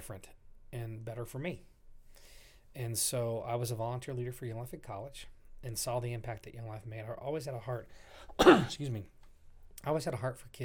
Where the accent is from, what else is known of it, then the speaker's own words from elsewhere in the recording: Oklahoma, United States; also born or lived in South Dakota; now in Rapid City, United States; I was Oklahoma bred, Oklahoma fed. When it's all said and done, I'll be Oklahoma dead.